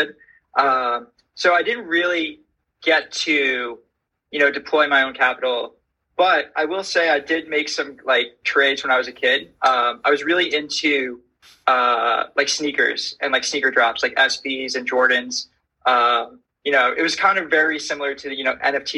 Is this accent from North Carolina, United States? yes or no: no; Syosset, New York, United States; I grew up in Long Island, so in a town called Syosset, kind of in the middle north of the island